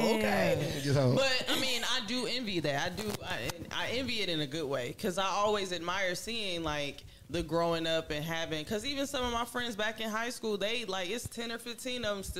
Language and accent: English; Jackson, Michigan, United States; moved away; also born or lived in Detroit; So I grew up in Jackson, which is like Dallas to Fort Worth, in a sense.